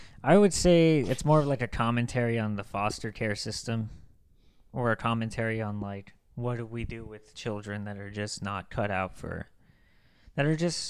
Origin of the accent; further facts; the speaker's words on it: United States; as an American